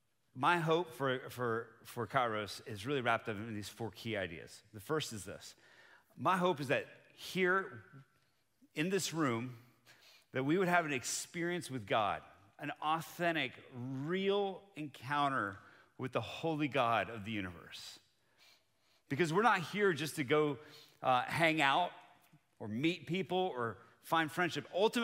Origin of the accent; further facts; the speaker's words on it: Bogota, Colombia; now in United States; So I grew up on the mission field. I'm from Bogota, Colombia. That's where my parents served for 30 years.